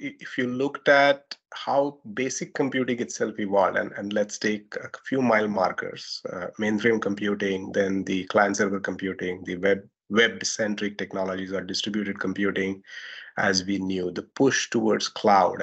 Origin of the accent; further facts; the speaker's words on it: India; accent: Indian; Indian accent, my accent